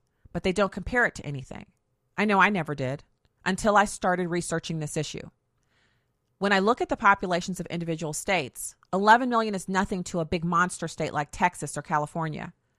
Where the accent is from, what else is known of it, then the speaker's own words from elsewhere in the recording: Germany; I grew up in Germany.